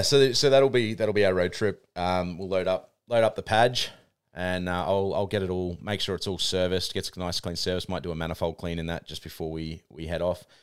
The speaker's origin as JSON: {"language": "English", "country": "New Zealand", "tie": "born or raised there", "moved": "yes", "lives_now": "Australia", "said": "I'm Aussie born, but my, my parents were Kiwi, so I grew up in New Zealand"}